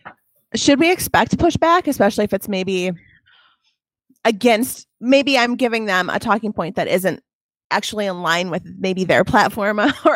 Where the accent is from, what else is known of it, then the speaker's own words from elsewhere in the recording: Toledo, Ohio, United States; I'm from Toledo.